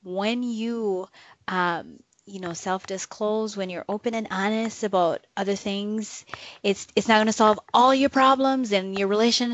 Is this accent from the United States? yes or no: no; Jamaica; moved away; I grew up in Jamaica